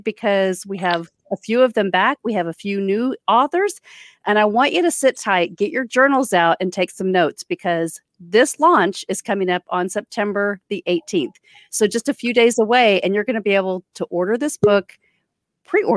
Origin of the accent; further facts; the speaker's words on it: Orlando, Florida, United States; I am from Orlando, Florida